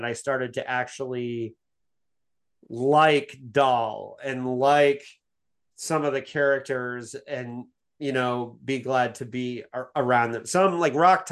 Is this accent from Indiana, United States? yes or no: yes; Bloomington, Indiana, United States; Captain Janeway statue in Bloomington, Indiana, my hometown